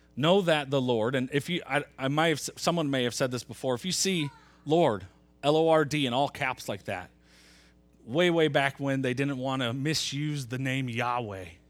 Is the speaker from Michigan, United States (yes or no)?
yes; Metro Grand Rapids, Nashville, Michigan, United States; I was in fourth grade. We moved from Metro Grand Rapids